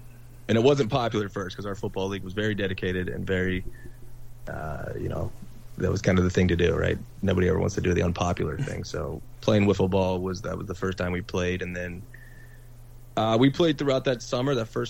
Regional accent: Wheeling, West Virginia, United States; we grew up in Wheeling, we went to Wheeling Catholic High School

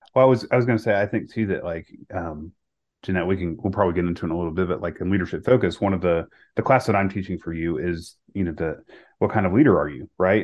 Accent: the South, United States; also born or lived in Charlotte, North Carolina; I was born in the South

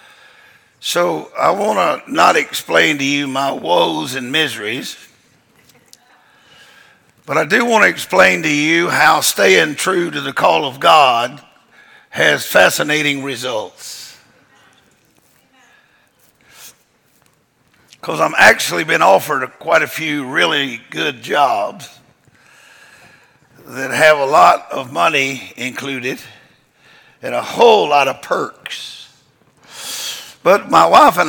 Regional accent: Louisiana, United States; moved away as an adult; now in Mexico; I was originally from Louisiana, but I got called out to do a job, and I'm still on that job

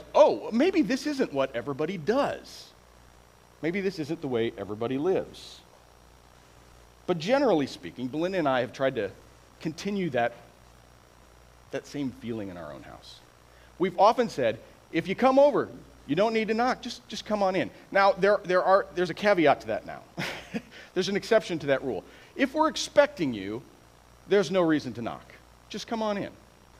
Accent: Iowa, United States; now in San Antonio, United States; I was born and raised in Iowa

